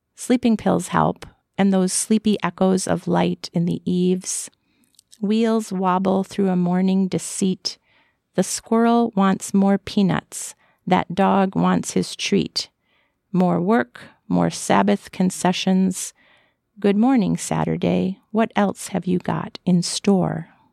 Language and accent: English; Florida, United States; I was born and raised in Florida